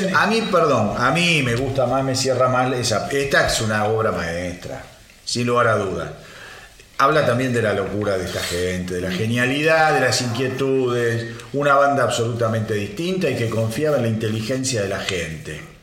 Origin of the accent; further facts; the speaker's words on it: Argentina; Como argentino